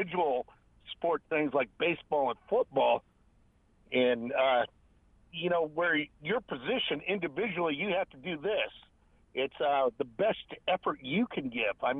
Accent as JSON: {"language": "English", "region": "Nebraska", "country": "United States", "moved": "yes", "said": "I was from Nebraska"}